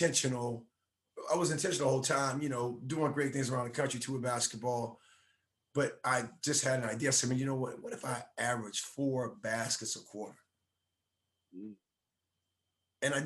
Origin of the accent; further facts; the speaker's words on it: Miami, Florida, United States; moved away as an adult; now in Dallas, United States; I grew up in Miami